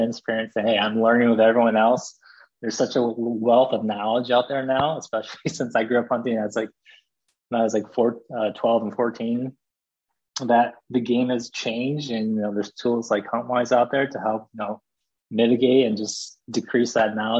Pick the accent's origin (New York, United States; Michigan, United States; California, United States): Michigan, United States; born or raised there; also born or lived in South Korea